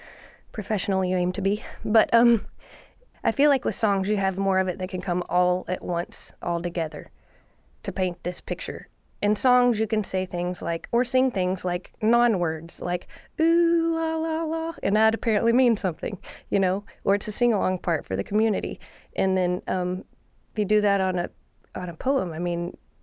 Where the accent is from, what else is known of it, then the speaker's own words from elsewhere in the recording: Lubbock, Texas, United States; also born or lived in Mineral Wells, Texas; I'm from Lubbock and Mineral Wells, Texas